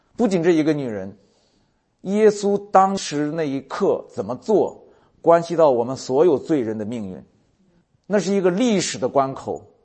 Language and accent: Chinese; China; 就咱们中国人，你想想，我在农村长大